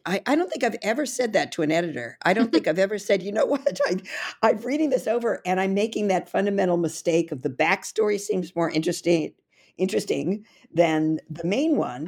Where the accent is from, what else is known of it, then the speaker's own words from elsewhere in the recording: California, United States; now in New York City, United States; I originally was born and raised in California, but I've lived in the East Coast, uh, quite a long time now